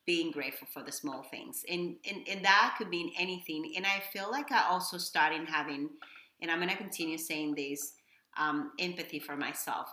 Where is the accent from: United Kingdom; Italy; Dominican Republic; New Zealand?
Dominican Republic; English is a second language; moved away as an adult; now in Miami, United States; I am from Dominican Republic. I was born and raised in DR. Um, I moved here probably uh, 23 years ago